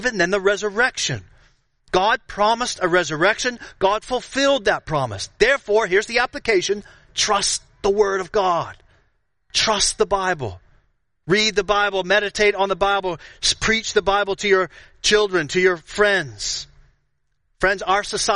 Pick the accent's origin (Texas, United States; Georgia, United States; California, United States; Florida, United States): Florida, United States; I grew up in Florida